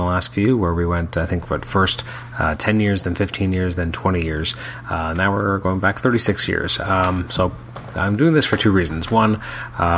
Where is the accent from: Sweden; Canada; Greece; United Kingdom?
Canada; as a Canadian